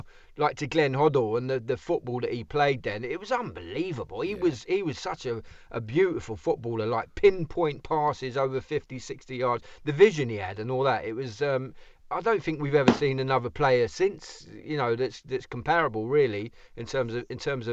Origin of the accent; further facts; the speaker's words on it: London, United Kingdom; I was brought up in Islington.